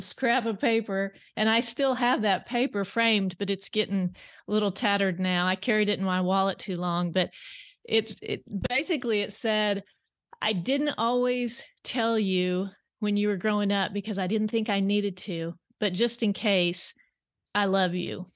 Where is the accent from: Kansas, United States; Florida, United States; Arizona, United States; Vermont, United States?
Kansas, United States; South Central; moved away as an adult; now in Bentonville, United States; I grew up in South Central Kansas and on wh, uh, wheat and cattle farm